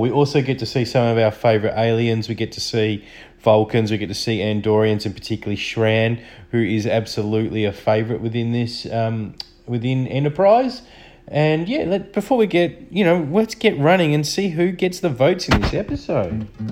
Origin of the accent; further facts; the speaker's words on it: Australia; I'm from Australia.